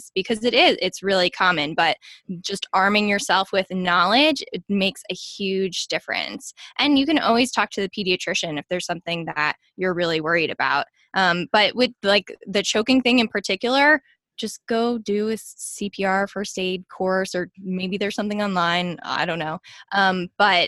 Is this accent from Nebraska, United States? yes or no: no; New Jersey, United States; accent: Jersey; now in Dallas, United States; We live in Dallas. I'm from New Jersey, and I really try to tone down my Jersey accent